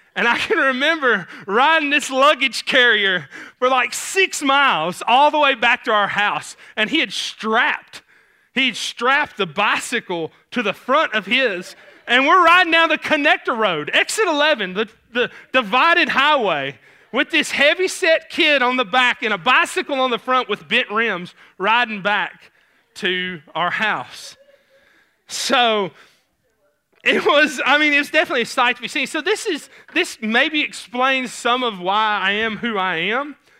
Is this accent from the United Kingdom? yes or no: no; Clarksville, Tennessee, United States; accent: Southern; I grew up in Clarksville, and so there's this little kind of blurb of Clarksville called New Providence